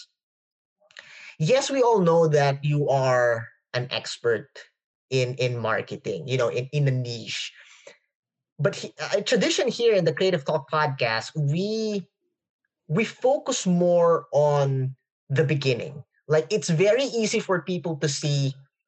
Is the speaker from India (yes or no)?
no; Philippines; English is a second language; English is not my first language, so forgive me if I can't pronounce some words properly. we speak Filipino in the Philippines